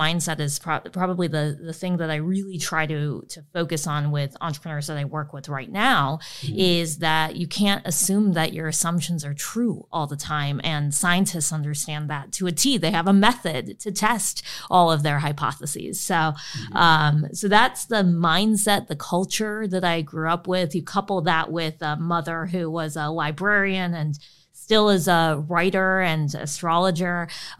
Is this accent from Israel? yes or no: no; Illinois, United States; This was outside of Chicago.